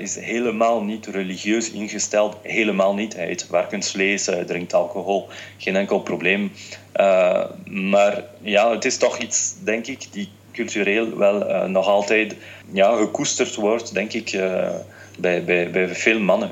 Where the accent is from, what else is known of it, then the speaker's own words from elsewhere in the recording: France; also born or lived in Tunisia; Ik ben Fransman, mijn moeder is een Française, mijn vader is een Tunesiër